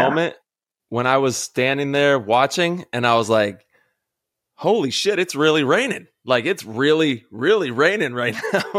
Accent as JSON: {"language": "English", "town": "Modesto", "region": "California", "country": "United States", "tie": "born or raised there", "said": "I grew up in Modesto and it was always raining in the Central Valley for some reason."}